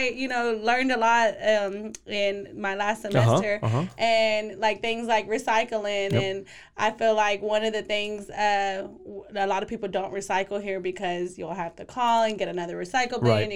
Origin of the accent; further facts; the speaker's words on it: Waco, Texas, United States; growing up in Waco